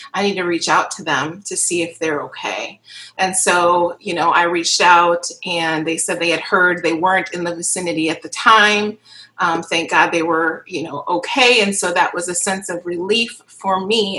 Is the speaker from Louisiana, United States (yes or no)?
no; Kenosha, Wisconsin, United States; moved away as an adult; now in Milwaukee, United States; I am from Kenosha, born and raised in Kenosha, Wisconsin. Um, now live and reside in Milwaukee um, for about the last two or three years